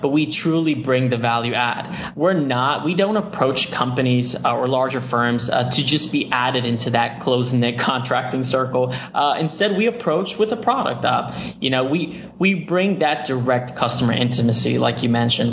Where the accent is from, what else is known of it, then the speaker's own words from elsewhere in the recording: Miami, Florida, United States; I am a first generation American, born and raised in Miami, Florida